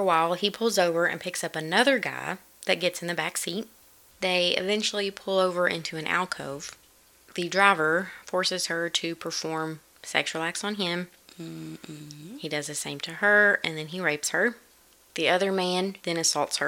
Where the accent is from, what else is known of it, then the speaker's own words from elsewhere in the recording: United States; because I'm American